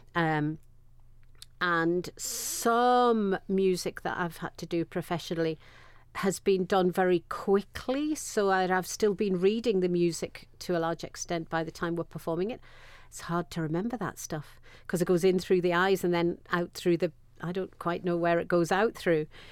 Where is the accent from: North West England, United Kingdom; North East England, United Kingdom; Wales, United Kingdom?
North East England, United Kingdom; Sunderland; I was born and bred in Sunderland